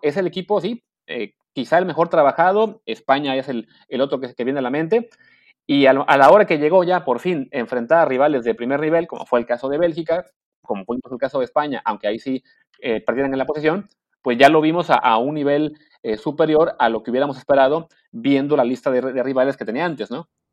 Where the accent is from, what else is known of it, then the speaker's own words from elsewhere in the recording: Mexico; como mexicanos nosotros pues no somos muy de querer Argentina